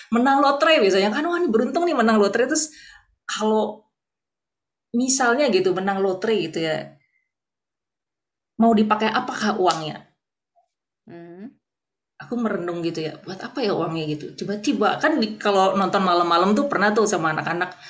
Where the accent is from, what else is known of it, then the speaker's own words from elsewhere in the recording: North Sumatra, Indonesia; walaupun aku orang Batak gitu